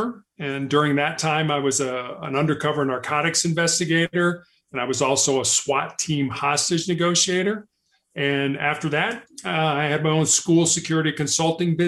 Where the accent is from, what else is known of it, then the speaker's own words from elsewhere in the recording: Chicago, Illinois, United States; also born or lived in Charleston, South Carolina; I was born and raised in Chicago